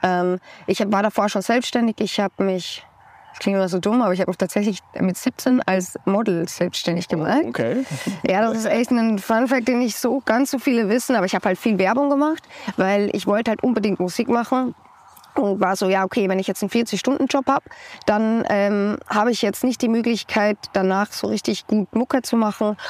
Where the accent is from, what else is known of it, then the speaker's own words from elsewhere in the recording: Austria; Ich komme aus Österreich